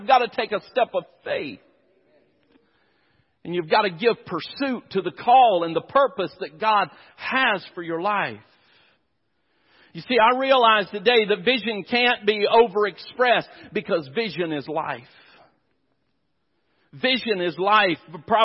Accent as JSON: {"language": "English", "area": "near the Chowan River", "region": "North Carolina", "country": "United States", "tie": "born or raised there", "said": "I grew up out in the country. I grew up near the Chowan River"}